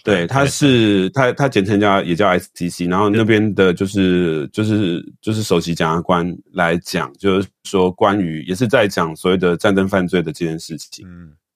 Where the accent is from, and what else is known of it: Taiwan